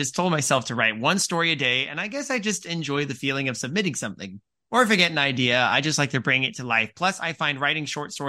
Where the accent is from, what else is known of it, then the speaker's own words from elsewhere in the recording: England, United Kingdom; I'm from England.